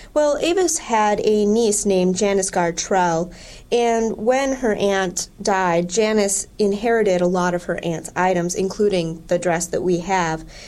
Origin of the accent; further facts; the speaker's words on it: Wisconsin, United States; moved away; I'm originally from Wisconsin